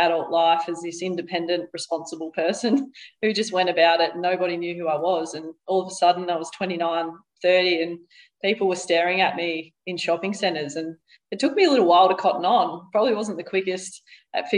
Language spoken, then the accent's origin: English; Victoria, Australia; moved away as an adult; now in Brisbane, Australia; growing up in Victoria and living in Victoria for the first 31 or 32 years of my life